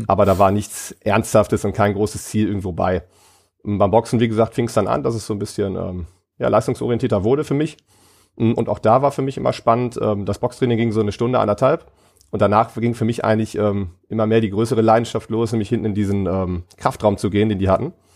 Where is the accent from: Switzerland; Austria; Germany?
Germany; Ratingen, North Rhine-Westphalia; ich komme aus Rating, das ist ein kleiner Ort neben ähm, Düsseldorf